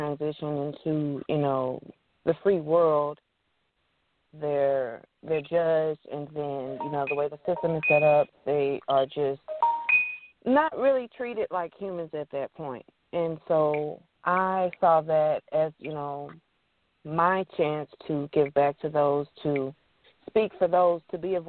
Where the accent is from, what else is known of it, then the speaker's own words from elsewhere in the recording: Texas, United States; I am a mother first, and right after, I'm a writer. I'm from Texas